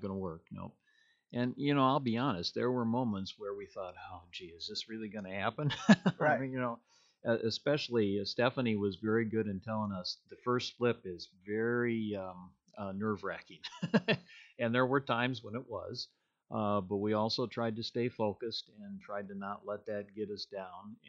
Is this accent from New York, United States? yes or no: no; Illinois, United States; moved away as an adult; also born or lived in Iowa / South Dakota; now in Minnesota, United States; I actually was born and raised in Illinois